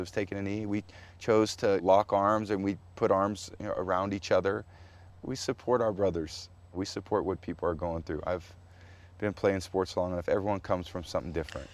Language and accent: English; San Mateo, California, United States; I was growing up on Portola Drive in San Mateo, California